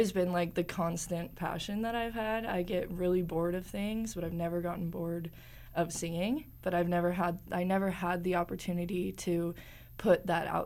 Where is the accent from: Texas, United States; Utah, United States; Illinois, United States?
Utah, United States; Park City; also born or lived in Salt Lake City, Utah; I was born and raised here in Utah. I grew up in Park City, and then I moved down to Salt Lake in high school